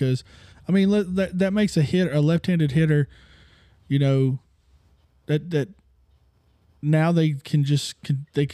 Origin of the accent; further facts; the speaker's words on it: Houston, Texas, United States; I'm from Houston